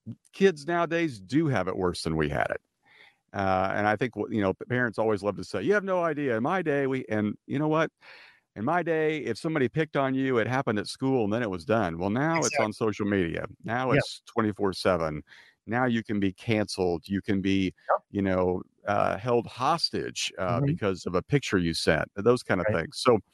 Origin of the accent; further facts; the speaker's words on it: Midwest, United States; now in California, United States; because I'm from California now and we can get away with this. Because my wife and I are from the Midwest